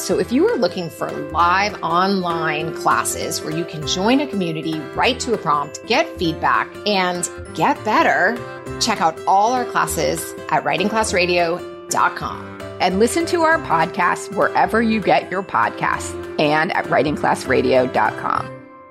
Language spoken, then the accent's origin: English; Whistler, British Columbia, Canada; that also makes us all whistler kids